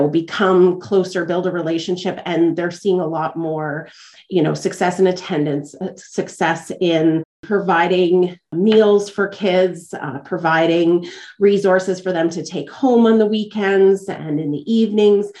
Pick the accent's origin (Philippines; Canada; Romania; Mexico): Canada; Dauphin, Manitoba; now in Portage la Prairie, Canada; I'm actually from Dauphin, which is just north of here.